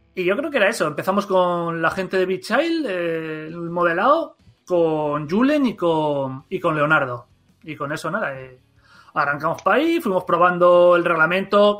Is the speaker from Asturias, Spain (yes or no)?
yes; Gijón, Asturias, Spain; nosotros también somos de Gijón